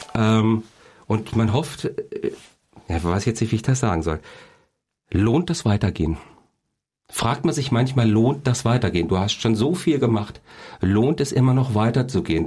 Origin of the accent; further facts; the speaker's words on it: Kassel, Hesse, Germany; Ich bin ja quasi hier in Kassel geboren